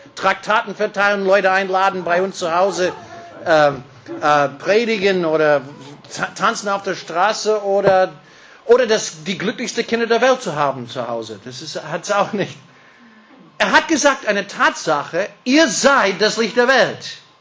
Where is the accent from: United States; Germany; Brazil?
United States; California; German is a second language; now in Austria; ich bin, wie gesagt, ein gebürtiger Kalifornier, bin mit einer Deutsche verheiratet